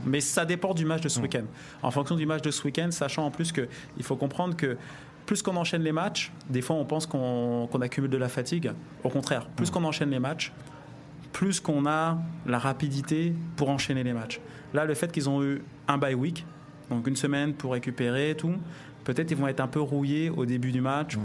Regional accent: France; on est français

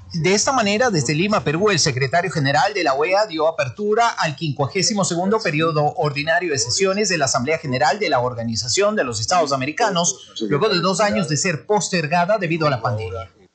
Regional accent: Venezuela; nosotros como venezolanos

